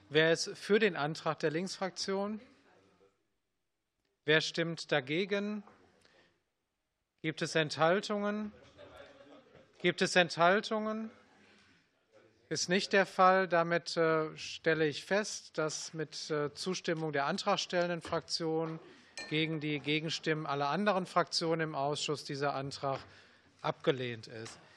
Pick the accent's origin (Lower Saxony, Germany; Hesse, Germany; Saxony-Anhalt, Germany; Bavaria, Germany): Hesse, Germany; ich bin ja Hesse.